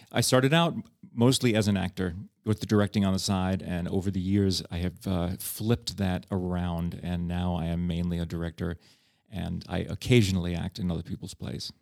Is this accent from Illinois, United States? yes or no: no; New York City, New York, United States; moved away as an adult; now in Prague, Czech Republic; I grew up with as a New Yorker